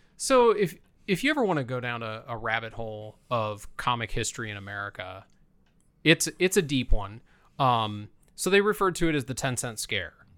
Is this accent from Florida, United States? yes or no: no; Fort Wayne, Indiana, United States; also born or lived in Columbia City, Indiana; I was born in Columbia City, which is right outside of Fort Wayne, but I grew up in a little neighborhood outside of Fort Wayne, surrounded by cornfields